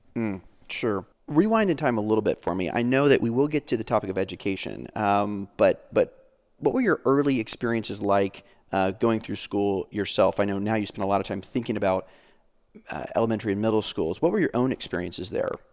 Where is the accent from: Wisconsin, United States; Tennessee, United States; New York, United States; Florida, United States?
Florida, United States; I'm a Floridian